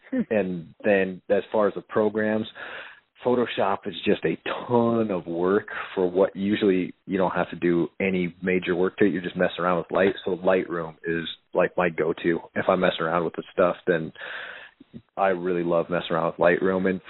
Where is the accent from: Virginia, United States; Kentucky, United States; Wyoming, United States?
Wyoming, United States; Powell; I grew up in Powell.